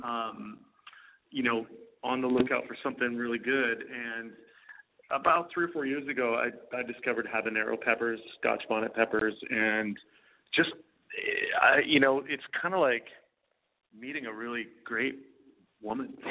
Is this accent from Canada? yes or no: yes; Vancouver, British Columbia, Canada; Vancouver, my hometown here is such an amazing uh culinary city